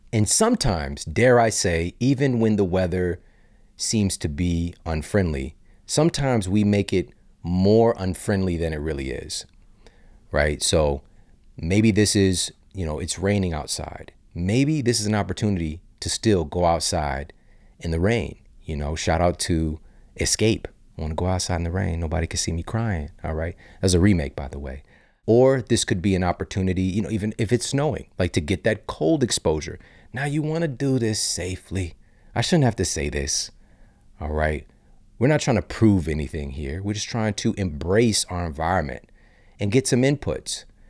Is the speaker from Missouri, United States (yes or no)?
yes; St. Louis, Missouri, United States; also born or lived in Los Angeles; I'm from Saint Louis, Missouri